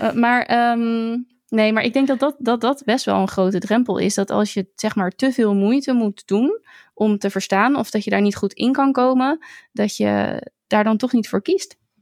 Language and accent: Dutch; Netherlands; also born or lived in Zoetermeer; ik als Nederlander